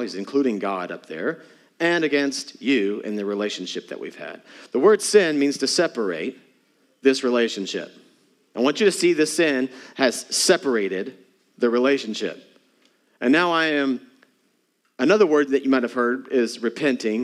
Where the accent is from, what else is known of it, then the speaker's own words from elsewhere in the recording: Texas, United States; moved away; I'm from Texas